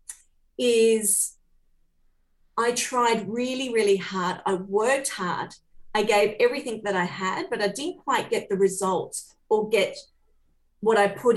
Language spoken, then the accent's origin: English; Port Macquarie, New South Wales, Australia; I was born in Port Macquarie on the mid-north coast.